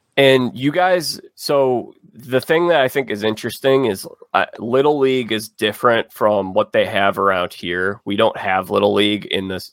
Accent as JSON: {"language": "English", "town": "Chicago", "region": "Illinois", "country": "United States", "tie": "born or raised there", "said": "am from Chicago. I've lived here my whole life"}